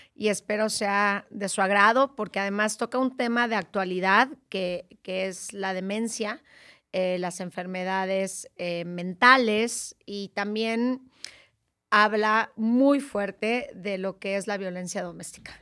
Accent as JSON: {"language": "Spanish", "region": "Guerrero", "country": "Mexico", "said": "Pues yo soy de Guerrero, no soy acapulqueña"}